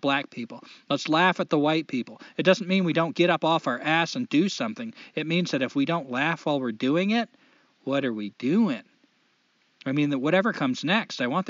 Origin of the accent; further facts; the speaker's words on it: United States; As an American, someone who's born on this soil